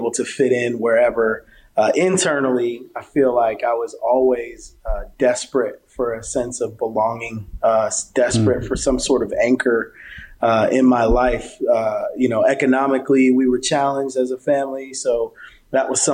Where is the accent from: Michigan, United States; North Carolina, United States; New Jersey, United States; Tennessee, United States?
New Jersey, United States; South River; I grew up in New Jersey.